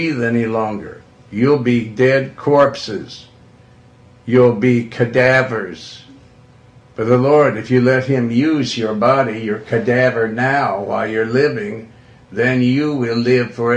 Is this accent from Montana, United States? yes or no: yes; Montana, United States; also born or lived in Joplin, Missouri; I'm from Montana. And I was born in the Ozarks over in Joplin, Missouri, but then I was raised in Montana. We went there when I was 2 years old